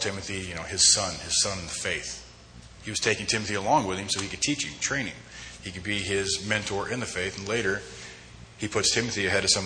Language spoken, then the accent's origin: English; Homedale, Idaho, United States; moved away as an adult; also born or lived in Twentynine Palms, California; now in Twin Falls, United States; I am from Idaho. I'm actually from Western Idaho, Homedale, to be more specific